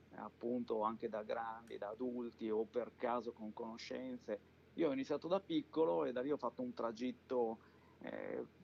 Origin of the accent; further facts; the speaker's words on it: Mantua, Lombardy, Italy; Sono originario di Mantova ed è un posto con dei piccoli laghi